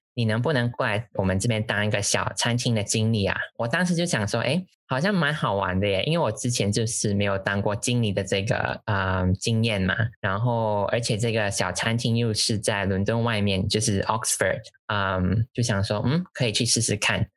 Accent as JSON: {"language": "Chinese", "country": "Malaysia", "also_born_or_lived": "London, United Kingdom", "accent": "Malaysian", "moved": "yes", "lives_now": "Dublin, Ireland", "said": "我是马来西亚人，目前居住在都柏林爱尔兰。嗯，在 Facebook 上班，跟依安在不同的部门上班。呃，然后目前是居住在爱尔兰快两年了。呃，之前是在英国伦敦的城市大学 Cass Business School 念书"}